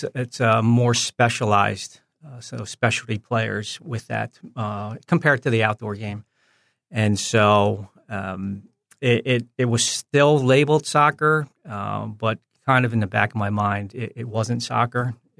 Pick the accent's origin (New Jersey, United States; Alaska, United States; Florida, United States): New Jersey, United States; also born or lived in Philadelphia / New York; Yeah, so fortunate just growing up in the New Jersey, Philadelphia, New York area.